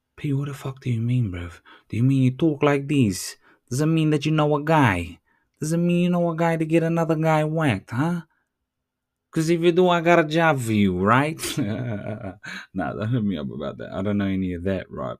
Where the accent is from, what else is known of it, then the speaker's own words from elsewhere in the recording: New Zealand; I'm Tuturu Māori, tikanga Māori.